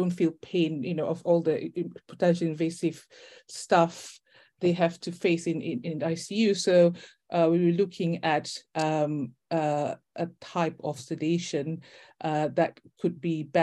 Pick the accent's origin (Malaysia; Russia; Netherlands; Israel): Malaysia; also born or lived in Leicester / Brighton / Buckinghamshire; now in United Kingdom; I'm actually from Malaysia